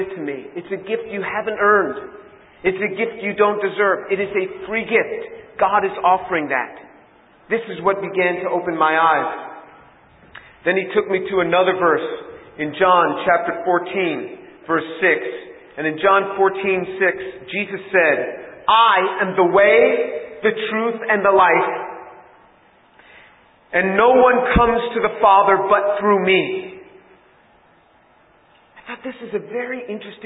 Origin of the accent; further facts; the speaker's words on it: New York City, New York, United States; I grew up in New York City